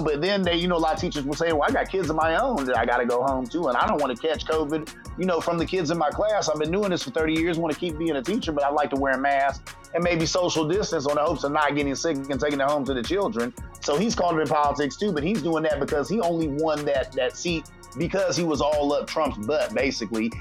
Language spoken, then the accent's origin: English; Columbus, Ohio, United States; I'm from Columbus, Ohio.